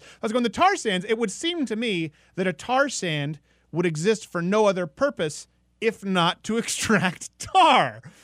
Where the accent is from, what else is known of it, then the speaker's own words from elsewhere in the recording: Canada; moved away; I'm from Canada.